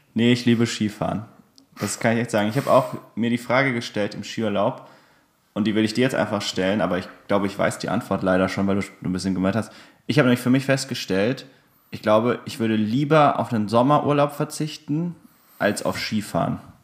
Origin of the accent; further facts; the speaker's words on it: Germany; Kind des Spessarts